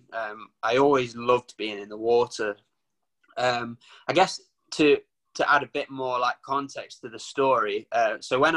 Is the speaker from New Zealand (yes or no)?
no; Nottinghamshire, East Midlands, United Kingdom; I'm from Nottinghamshire.